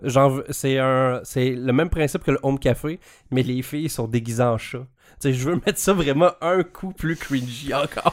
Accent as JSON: {"language": "French", "country": "Canada", "said": "en tant que Canadien et fier de l'être"}